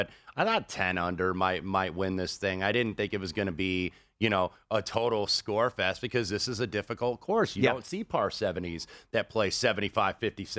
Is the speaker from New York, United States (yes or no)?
no; Indianapolis, Indiana, United States; I'm an Indianapolis guy, and I stand for my hometown.